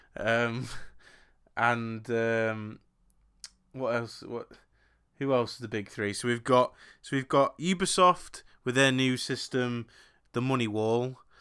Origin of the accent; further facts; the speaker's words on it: England, United Kingdom; I'm English